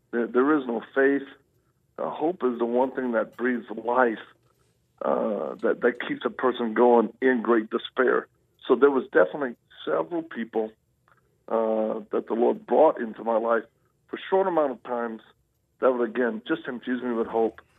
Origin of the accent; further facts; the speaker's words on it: Louisiana, United States; also born or lived in Mississippi / Texas; Well, I, I'm a Southern boy. I was born in Louisiana